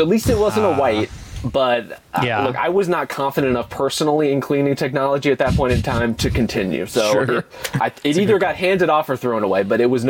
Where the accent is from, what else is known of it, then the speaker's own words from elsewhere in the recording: Dallas, Texas, United States; I grew up in Dallas